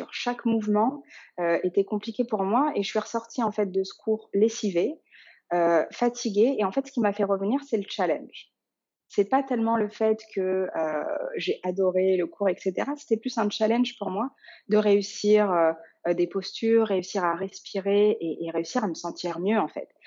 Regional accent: Dakar, Senegal; born there; Euh, je suis née notamment au Sénégal, euh, à Dakar, où sont mes grands-parents encore maternels aujourd'hui.

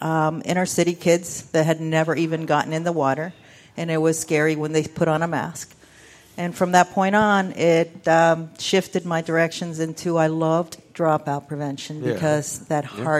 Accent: Matanzas, Cuba; also born or lived in Havana / Pinellas County, Florida / Lee County, Florida; now in Florida Keys, United States; I was born in Havana, like everybody always says. But but my family, I grew up in a little town in Matanzas.

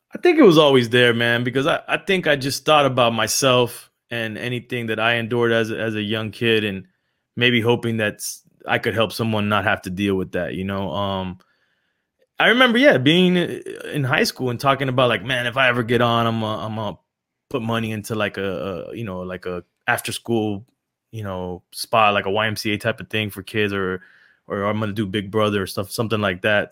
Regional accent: Miami, Florida, United States; also born or lived in Los Angeles; I was born in Los Angeles and raised in Miami from the eighties.

